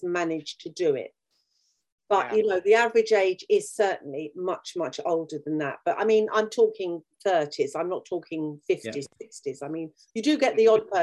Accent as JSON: {"language": "English", "country": "United Kingdom", "said": "We are an island. We are English. We're British, rather."}